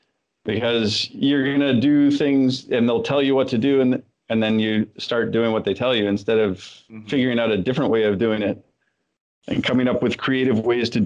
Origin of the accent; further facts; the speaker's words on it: Canada; growing up in Canada